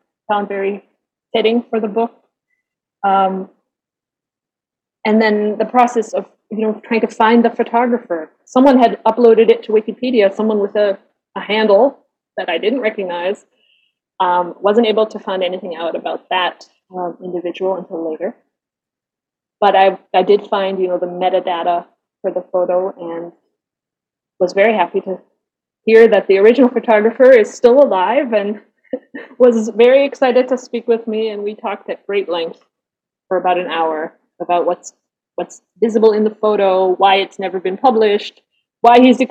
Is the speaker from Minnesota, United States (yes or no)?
no; Michigan, United States; first language English and German; moved away as an adult; also born or lived in New Zealand / Canada / southern Germany; now in Germany; I'm originally from Michigan, so the northern part of the United States, Great Lakes states